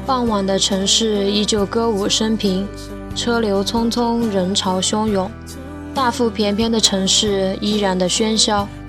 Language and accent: Chinese; Chengdu, Sichuan, China; 我来自四川成都